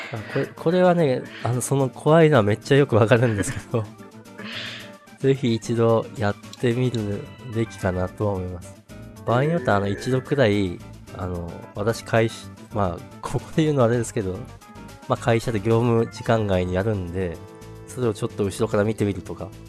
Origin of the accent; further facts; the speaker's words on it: Tohoku, Japan; 東北東北出身なんですけどまあで盆地なんですけど